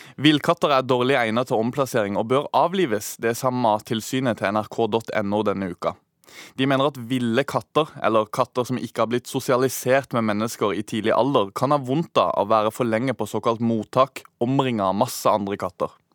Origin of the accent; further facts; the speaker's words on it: Sørlandet, Norway; der jeg kommer fra på Sørlandet